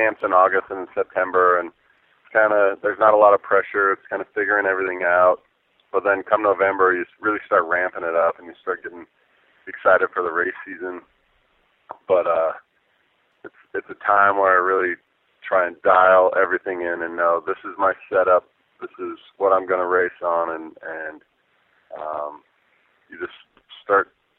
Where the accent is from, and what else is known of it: Park City, Utah, United States